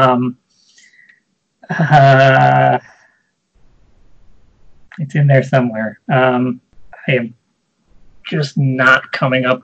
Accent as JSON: {"language": "English", "town": "Howell", "region": "Michigan", "country": "United States", "said": "I'm from Howell, Michigan"}